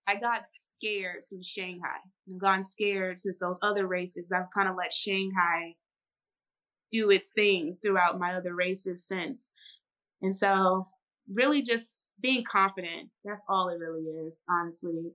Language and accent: English; St. Louis, Missouri, United States; moved away; I'm initially from St. Louis, Missouri, St. Louis, Missouri